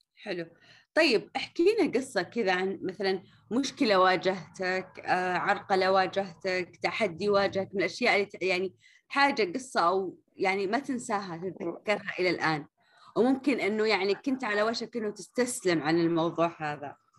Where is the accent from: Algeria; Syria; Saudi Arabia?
Saudi Arabia; Riyadh, Riyadh Province; هنا عندنا في الرياض